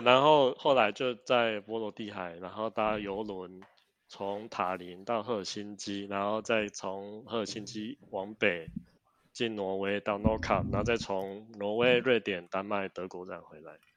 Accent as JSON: {"language": "Chinese", "country": "Taiwan", "said": "我们台湾人真的是很重视"}